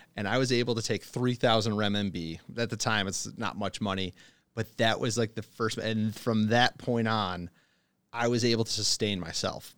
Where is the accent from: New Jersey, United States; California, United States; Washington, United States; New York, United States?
New York, United States; Buffalo; moved away as an adult; also born or lived in China; originally from Buffalo, New York